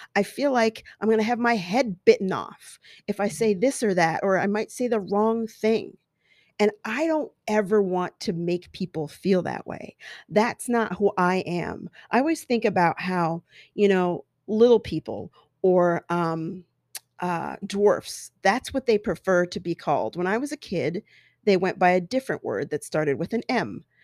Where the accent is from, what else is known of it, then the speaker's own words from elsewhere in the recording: Colorado, United States; growing up in Colorado with all these white kids